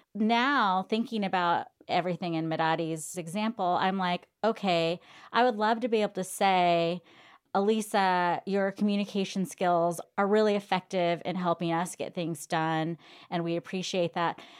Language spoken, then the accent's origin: English; California, United States; accent: California; my California accent